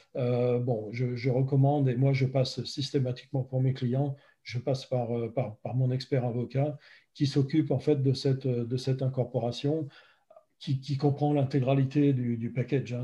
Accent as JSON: {"language": "French", "country": "France", "also_born_or_lived": "Los Angeles, United States / Seattle, United States", "moved": "as an adult", "lives_now": "United States", "said": "je suis français, évidemment, comme ça peut s'entendre. Euh, par contre, je, vis aux États-Unis depuis près de, de, 15 ans"}